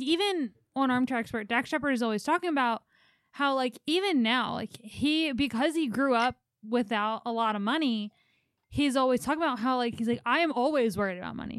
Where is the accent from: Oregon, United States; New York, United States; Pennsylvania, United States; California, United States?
Pennsylvania, United States; Philadelphia; we grew up in Philly